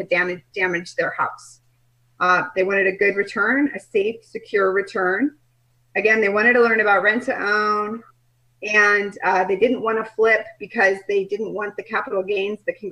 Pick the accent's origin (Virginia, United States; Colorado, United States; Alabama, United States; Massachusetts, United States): Colorado, United States; moved away as an adult; also born or lived in Nebraska; now in Kelowna, Canada; I'm from Colorado. I grew up in Colorado, went to school in Nebraska